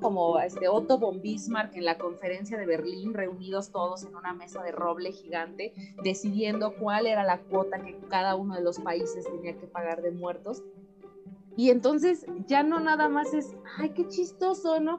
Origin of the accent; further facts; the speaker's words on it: Mexico; como mexicana